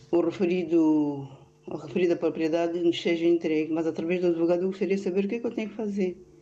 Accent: Angola; now in Portugal; Eu sou angolana e estou em Portugal já há muitos anos

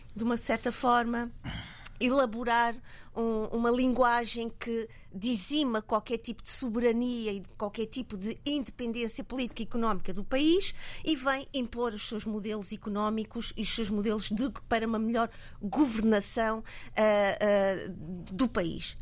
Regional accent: Mozambique; somos nós, moçambicanos

